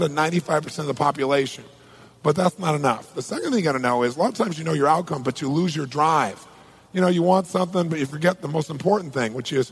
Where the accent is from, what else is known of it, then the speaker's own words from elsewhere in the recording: Southern California, United States; I'm from Southern California